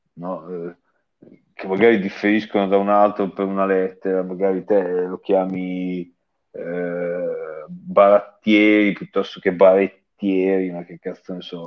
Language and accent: Italian; Emilia-Romagna, Italy; si capisce che sono romagnolo